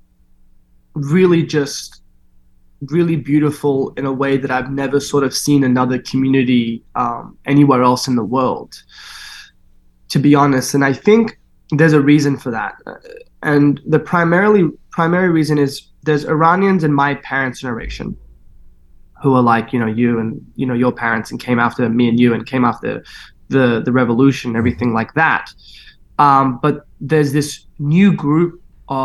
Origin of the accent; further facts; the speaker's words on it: Sydney, New South Wales, Australia; growing up in Sydney